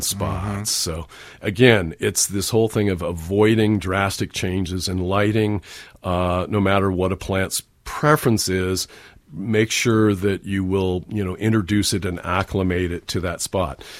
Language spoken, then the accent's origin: English; San Francisco Peninsula, California, United States; I grew up on the San Francisco Peninsula